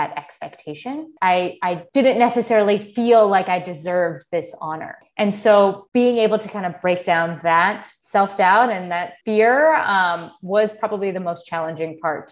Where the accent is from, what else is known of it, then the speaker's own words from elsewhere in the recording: United States; I was born and raised in the United States. My family is Armenian